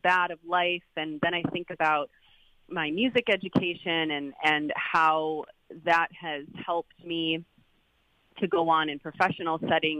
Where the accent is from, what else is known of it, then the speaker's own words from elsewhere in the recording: Kenosha, Wisconsin, United States; I'm also from Kenosha